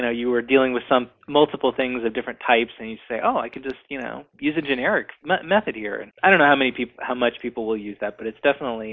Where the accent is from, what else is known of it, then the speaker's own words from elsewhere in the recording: North Carolina, United States; now in Seattle, United States; I'm from North Carolina